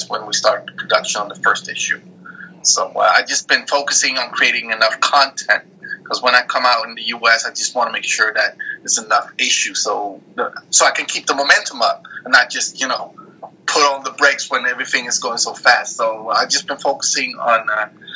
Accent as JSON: {"language": "English", "country": "Norway", "tie": "born or raised there", "also_born_or_lived": "Denmark / Eritrea", "said": "I was born in Denmark, raised in Norway. My roots are from Eritrea."}